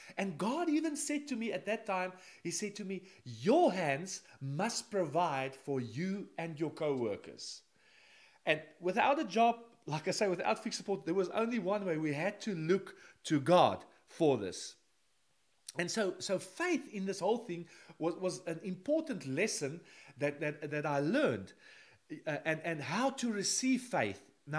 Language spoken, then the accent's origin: English; South Africa; moved away as an adult; now in Netherlands; Now, in 1988, when I came with three other people to the Netherlands, we came from South Africa, just a suitcase.